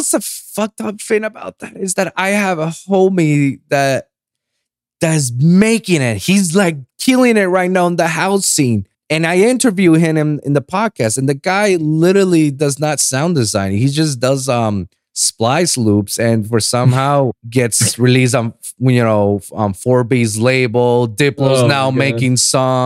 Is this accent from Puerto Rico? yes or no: yes; Puerto Rico; moved away as an adult; also born or lived in Miami; now in Los Angeles, United States; I was born and raised in Puerto Rico